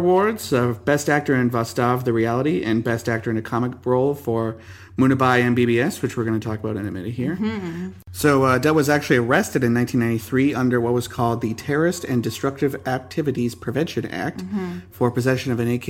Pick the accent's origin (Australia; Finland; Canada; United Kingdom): Canada; I'm from Canada.